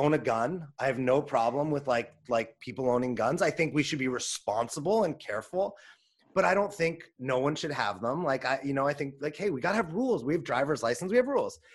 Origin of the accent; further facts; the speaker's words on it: Los Angeles, California, United States; I grew up in Los Angeles